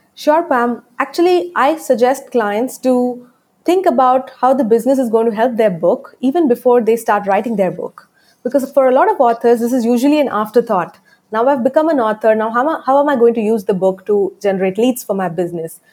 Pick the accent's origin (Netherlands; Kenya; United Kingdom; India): India; my accent though it's it's not an american accent i am from india